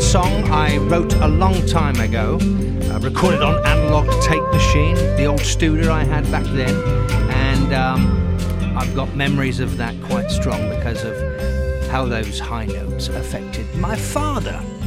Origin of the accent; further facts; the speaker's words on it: England, United Kingdom; now in Los Angeles, United States; growing up in England